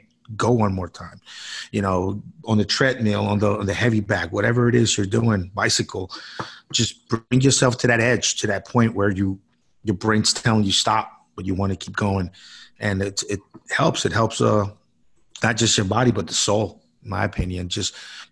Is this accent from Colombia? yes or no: yes; Colombia; now in United States; I was born in South America, in Colombia